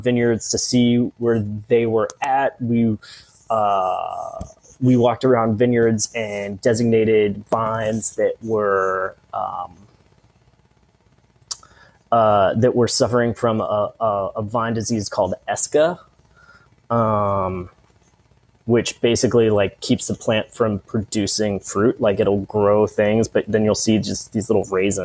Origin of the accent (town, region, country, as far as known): United States